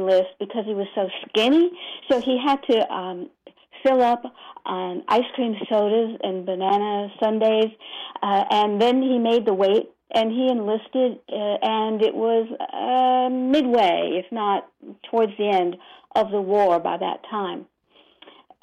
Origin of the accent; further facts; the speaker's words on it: Bermuda; also born or lived in Brooklyn, New York, United States; while I was born in Brooklyn, I was brought up in Bermuda